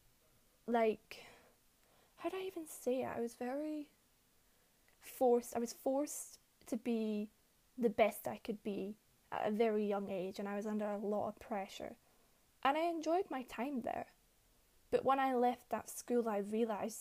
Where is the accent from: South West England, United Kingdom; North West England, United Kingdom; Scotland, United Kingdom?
Scotland, United Kingdom; Glasgow; also born or lived in New Zealand; I lived in Glasgow from a very young age, and I lived here until I was about 10. Then I moved to New Zealand for a couple of years